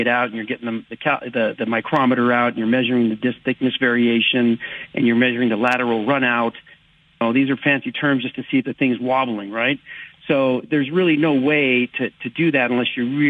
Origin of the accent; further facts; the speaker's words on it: California, United States; moved away as an adult; now in Las Vegas, United States; I live in Vegas now, but you know, born and raised in California